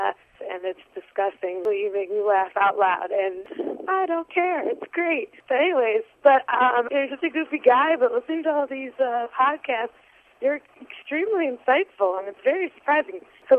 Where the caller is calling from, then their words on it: Chicago, Illinois, United States; I'm calling from Chicago.